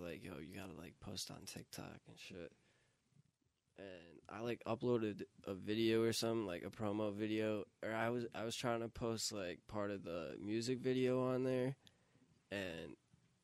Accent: Buffalo, New York, United States; I'm from Buffalo

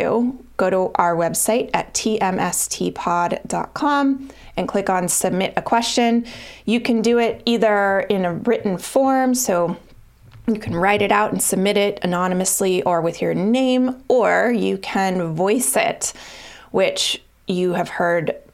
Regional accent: Colorado, United States; moved away as an adult; now in Boston, United States; I moved from Colorado to Boston when I graduated from college.

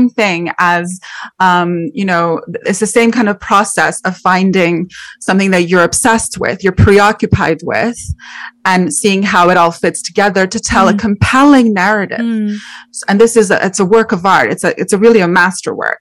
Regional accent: Montreal, Quebec, Canada; I'm actually Canadian. I'm from Montreal.

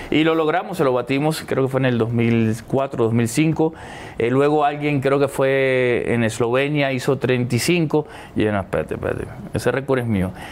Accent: Argentina; also born or lived in Puerto Rico; siempre he dicho que soy un puertorriqueño que nació en Argentina. porque

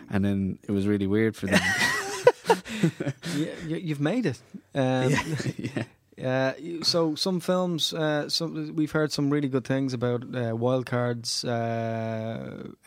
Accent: Ireland; Yeah, I'm Irish.

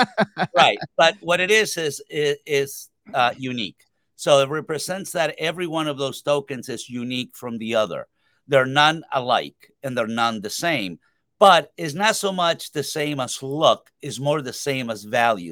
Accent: Uruguay; I'm actually from Uruguay, South America

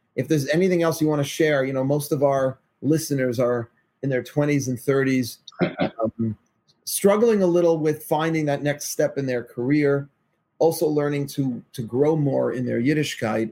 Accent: New York City, New York, United States; I'm from Forest Hills, Queens.

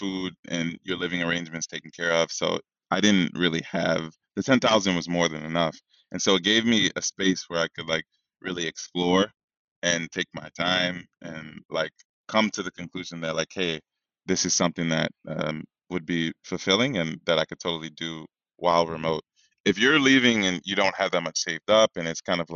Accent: New York, United States; moved away as an adult; also born or lived in Africa (ancestry); I'm from here. I was born in New York, but like my people are from here, my family, forever

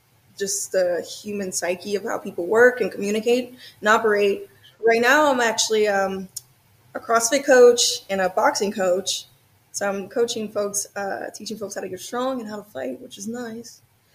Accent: New Orleans, Louisiana, United States; also born or lived in Georgia; now in Los Angeles, United States; I'm originally from New Orleans, Louisiana. Louisiana, and I bounced around to Georgia, then Georgia for a while. And I'm basically just relocated to Los Angeles and been in Los Angeles ever since.

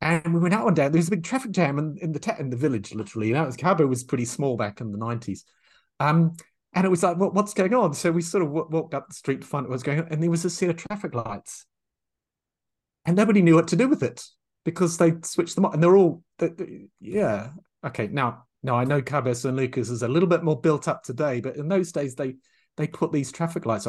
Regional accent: New Zealand; moved away as an adult; also born or lived in England / France / Thailand / Myanmar; I'm from New Zealand. And in New Zealand, this little wee tiny insignificant country

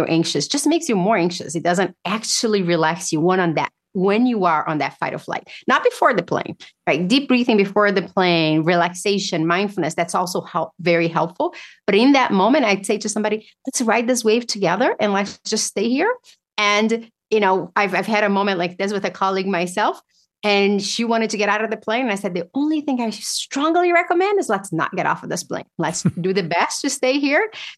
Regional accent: Brazil; now in United States; I grew up in Brazil

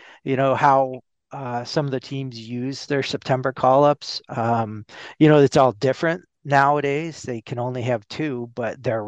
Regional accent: Seattle, Washington, United States; moved away as an adult; now in New York, United States; ever since I was a little kid growing up in Seattle

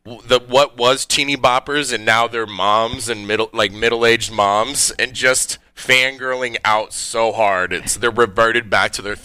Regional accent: Garden Grove, California, United States; also born or lived in Long Beach, California; I was born in Long Beach. They had a song called … I grew up in Garden Grove.

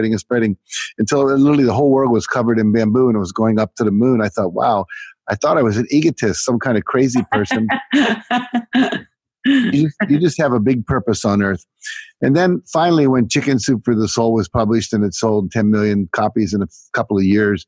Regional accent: United States; I was just a typical teenager growing up in America

